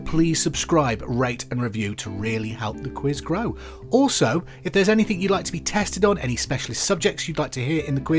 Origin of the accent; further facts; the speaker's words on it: Hereford, West Midlands, United Kingdom; because I'm from Hereford too